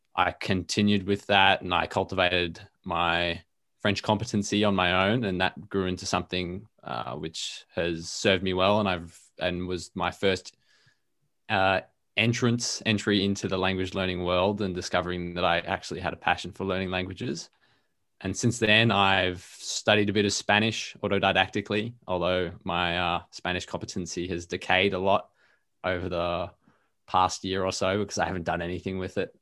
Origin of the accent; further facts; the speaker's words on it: Melbourne, Victoria, Australia; first language English; I'm an Australian dude. I live in Melbourne, Australia, and I have for my whole life.